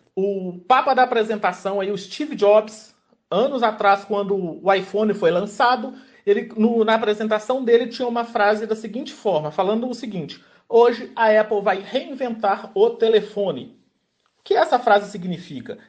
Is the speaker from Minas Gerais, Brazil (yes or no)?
yes; Belo Horizonte, Minas Gerais, Brazil; eu sou de Belo Horizonte, mineiro